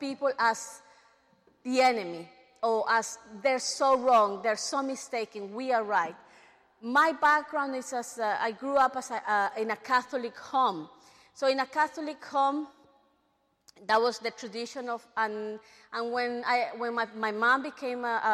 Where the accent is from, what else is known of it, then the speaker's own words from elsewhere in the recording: London, United Kingdom; we are growing up in England, especially in London